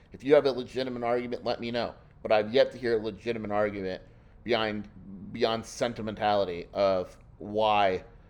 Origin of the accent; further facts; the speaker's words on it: Los Angeles, California, United States; I was born and raised in California. I have always been in the Pac-12 footprint.